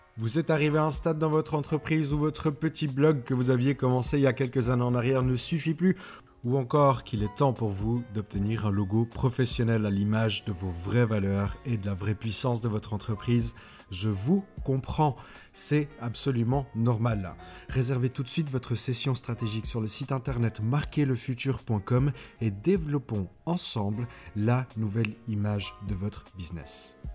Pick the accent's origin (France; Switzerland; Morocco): Switzerland; accent: Swiss; je viens de Suisse